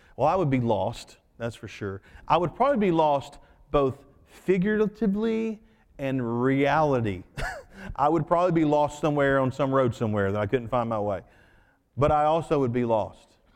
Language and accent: English; United States; I'm an American second.